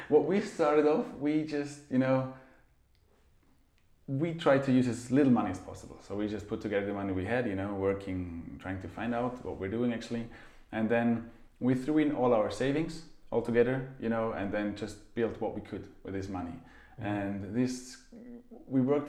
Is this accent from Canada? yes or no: no; Austria; now in Zurich, Switzerland; I'm from Austria, so I'm you know, from mountainous region